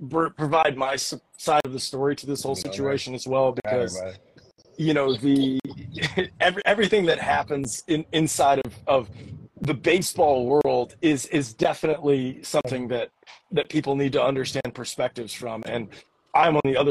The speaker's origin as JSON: {"language": "English", "town": "Destin", "region": "Florida", "country": "United States", "said": "I'm from Destin, Florida"}